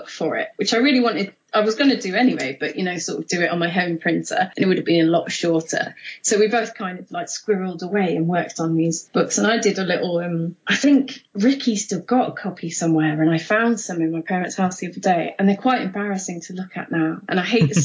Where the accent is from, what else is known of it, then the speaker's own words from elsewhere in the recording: Mansfield, East Midlands, United Kingdom; a comic shop in my hometown called Ground Zero in Mansfield